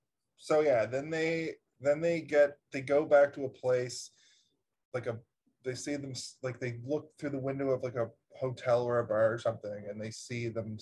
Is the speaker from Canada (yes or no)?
yes; Nova Scotia, Canada; I'm from Nova Scotia.